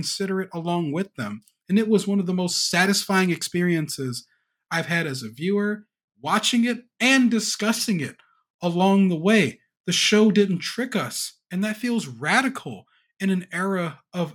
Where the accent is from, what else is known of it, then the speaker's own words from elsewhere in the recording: United States; I'm from America